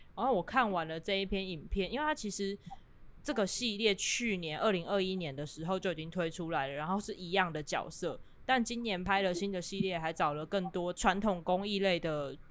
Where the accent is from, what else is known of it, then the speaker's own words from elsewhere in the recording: Kaohsiung, Taiwan; 因为我是高雄人嘛